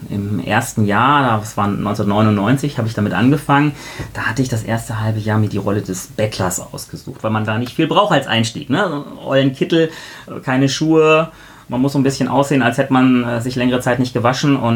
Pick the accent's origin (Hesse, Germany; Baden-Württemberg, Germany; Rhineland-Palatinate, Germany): Hesse, Germany; Marburg; Ich komme eigentlich aus Marburg, da gab es dann so einen Biostoffladen, da habe ich dann mir meine Requisiten gekauft